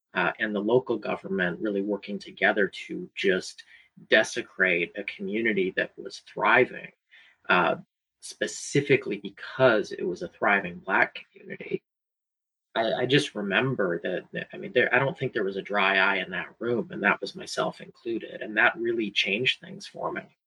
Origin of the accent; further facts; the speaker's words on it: Hanover County, Richmond area, Virginia, United States; I was born and raised in the Richmond area, so I certainly claim RVA as my home. Uh, in particular, I grew up in Hanover